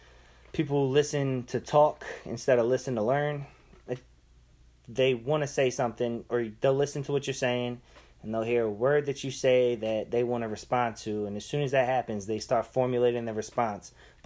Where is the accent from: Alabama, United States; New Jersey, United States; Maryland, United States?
Maryland, United States; Baltimore; I'm from Baltimore.